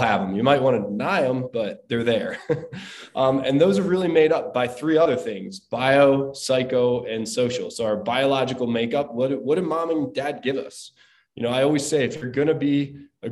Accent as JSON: {"language": "English", "region": "Southern New Jersey", "country": "United States", "tie": "born or raised there", "said": "I'm from the East Coast, from Southern New Jersey, and we did a lot of stuff growing up"}